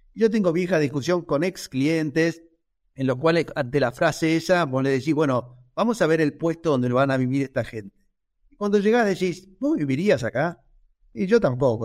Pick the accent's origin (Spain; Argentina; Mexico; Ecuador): Argentina; como argentinos